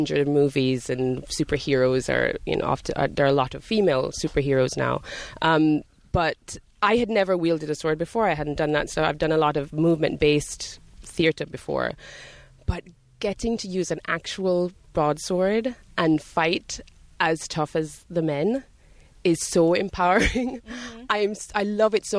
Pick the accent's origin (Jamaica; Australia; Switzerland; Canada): Jamaica; also born or lived in Scotland / London; now in United States; I grew up in Jamaica.